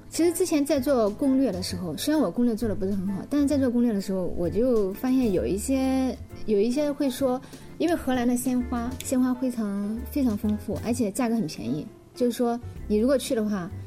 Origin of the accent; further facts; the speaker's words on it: China; 觉得我们是中国人